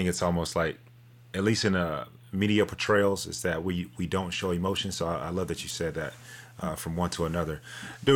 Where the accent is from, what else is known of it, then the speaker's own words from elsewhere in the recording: Dallas, Texas, United States; now in Austin, United States; I'm from Dallas myself.